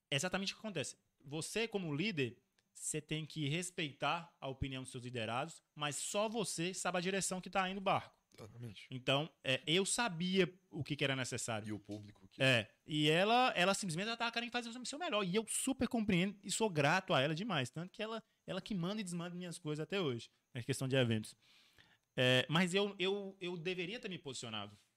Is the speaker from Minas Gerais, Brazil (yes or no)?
yes; Montes Claros, Minas Gerais, Brazil; Falei assim, ô, oh, sou de Montes Claros. Cara, onde é que fica Montes Claros? Norte de Minas.